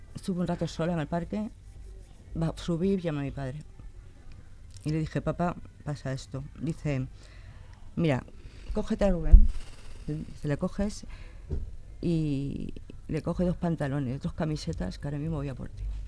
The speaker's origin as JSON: {"language": "Spanish", "town": "Leganés", "region": "Community of Madrid", "country": "Spain", "tie": "born or raised there", "said": "yo nací en Madrid, y con tres años me vine aquí a Leganés"}